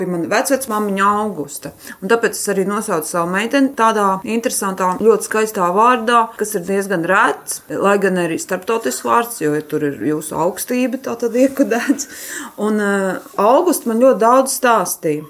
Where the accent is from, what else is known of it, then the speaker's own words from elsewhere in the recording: Kuldīga, Kuldīga Municipality, Latvia; Reiz esmu no Kuldīgas, dzimusi kuldīdzniece, un visa mana dzīve ir saistīta ar kurzemi.